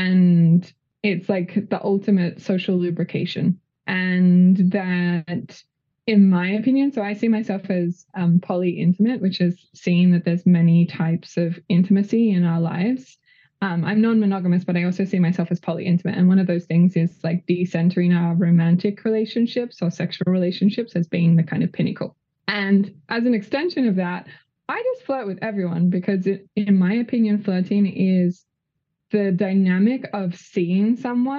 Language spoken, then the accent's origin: English; Australia; moved away as an adult; also born or lived in California; now in Los Angeles, United States; I'm Australian, but came to California to do a training in sex education, I think nearly 8 years ago